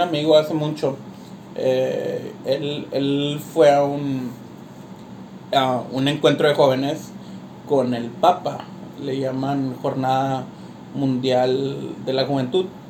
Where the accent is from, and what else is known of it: Mexico